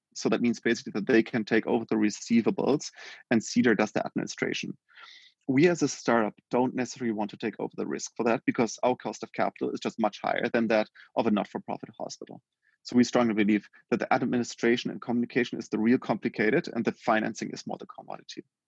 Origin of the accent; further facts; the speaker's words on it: Germany; born and raised in Germany